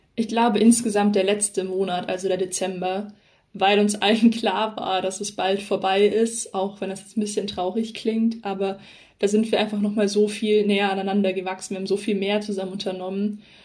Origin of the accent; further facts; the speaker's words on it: Southern Germany, Germany; bei uns in Süddeutschland